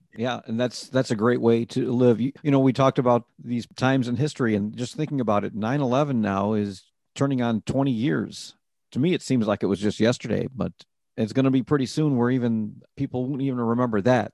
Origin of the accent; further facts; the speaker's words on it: Rochester, New York, United States; I'm originally from New York City, but I grew up in Rochester, New York